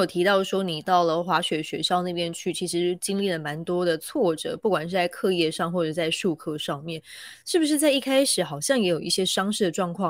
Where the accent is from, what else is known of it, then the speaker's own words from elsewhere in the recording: Taiwan; 我们台湾人工作狂，